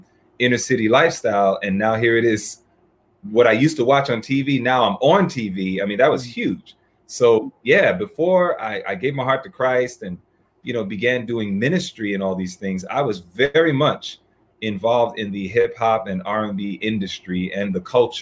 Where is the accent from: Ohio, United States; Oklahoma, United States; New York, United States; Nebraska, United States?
New York, United States; New York City; I was born and raised in New York, Hollis, Queens, New York.